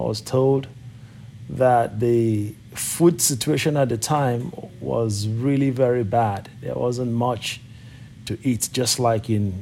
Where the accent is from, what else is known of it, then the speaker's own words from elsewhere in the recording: Nigeria; moved away; I was born in Nigeria